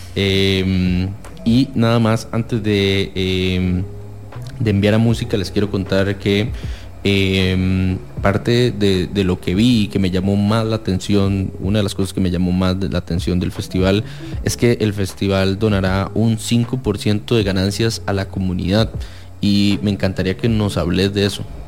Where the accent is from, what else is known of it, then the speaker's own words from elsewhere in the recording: San José, Costa Rica; yo soy alguien de Chepe